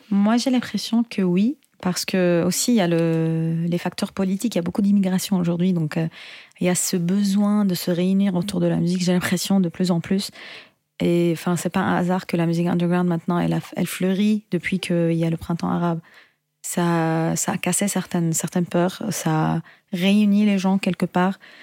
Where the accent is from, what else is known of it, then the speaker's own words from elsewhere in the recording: Syria; now in Paris, France; je suis chanteuse, compositrice originaire de Syrie